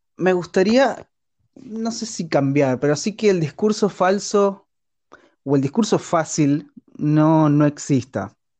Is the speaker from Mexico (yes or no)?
no; Argentina; soy argentino